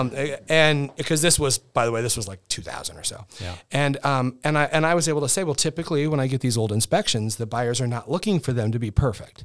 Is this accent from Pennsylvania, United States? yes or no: no; Fairbury, Nebraska, United States; now in Omaha, United States; I wasn't from here. I'm from Fairbury, Nebraska, and so I moved here in the late '90s